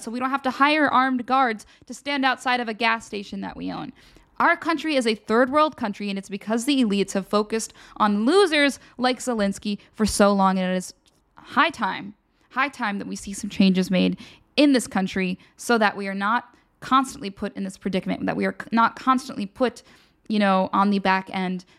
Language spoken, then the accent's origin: English; United States; we as the American people